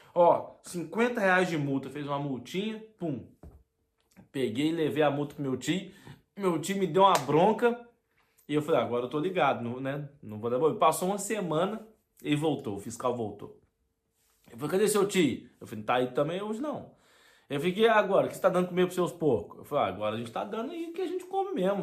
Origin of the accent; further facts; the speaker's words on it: Brazil; moved away; minha infância, do início da minha adolescência lá no Brasil